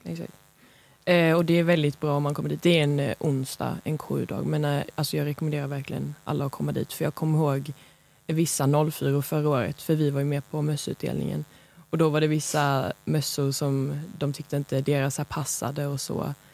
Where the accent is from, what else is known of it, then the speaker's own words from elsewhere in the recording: Lund, Skåne, Sweden; Jag är från Lund